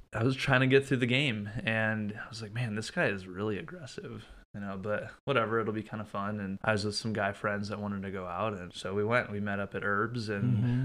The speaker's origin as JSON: {"language": "English", "town": "Prior Lake", "region": "Minnesota", "country": "United States", "tie": "born or raised there", "said": "So I'm originally from Minnesota. I was born in Burnsville, grew up in Prior Lake."}